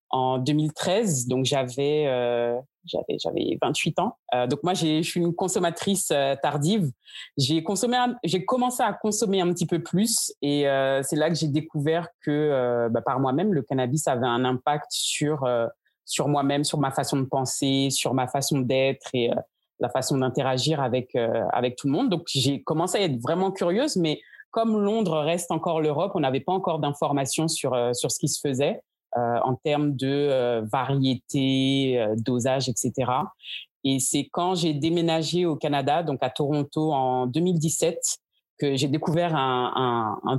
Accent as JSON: {"language": "French", "country": "Guadeloupe", "also_born_or_lived": "France", "said": "Je suis donc originaire de la Guadeloupe. Pour ne pas parler de toute mon histoire depuis mon enfance, euh, j'ai vécu donc entre la France et la Guadeloupe"}